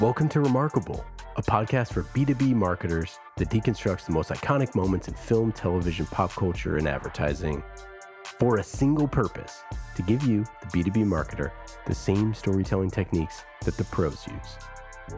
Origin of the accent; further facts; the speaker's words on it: Oakland, California, United States; I'm from Oakland.